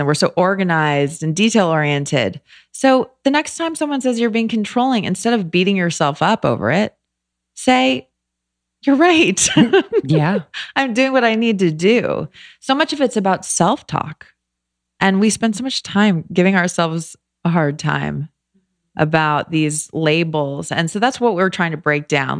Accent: Los Angeles, California, United States; moved away as an adult; also born or lived in New York / Philadelphia; I grew up

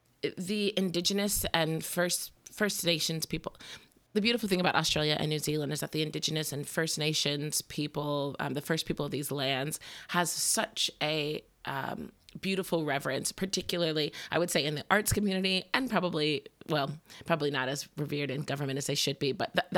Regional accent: Indianapolis, Indiana, United States; Well, I'm originally from Indianapolis, and went to college in Florida

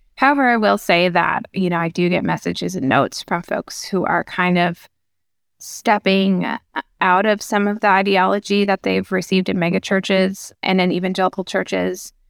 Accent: Minnesota, United States; I grew up, uh, in Minnesota

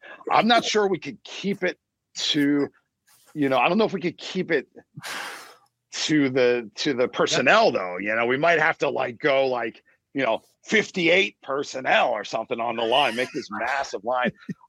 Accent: New Jersey, United States; also born or lived in Red Bank, New Jersey; now in Florida, United States; Growing up in Jersey, I can't even help it, being a Jersey guy

